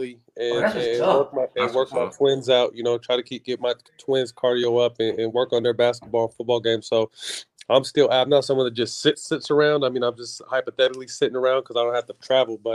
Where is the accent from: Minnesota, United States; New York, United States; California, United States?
California, United States; Sacramento; I signed a 3-year deal in my hometown